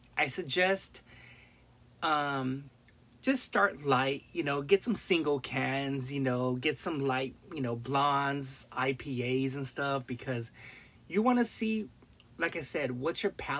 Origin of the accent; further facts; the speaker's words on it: Long Beach, California, United States; moved away; also born or lived in Modesto, California / Central Valley, California / Bay Area, California; from Long Beach, but I grew up in the Harbor area, Wilmington, Carson, San Pedro, Long Beach, and I used to live like almost half my life in Northern California, Central Valley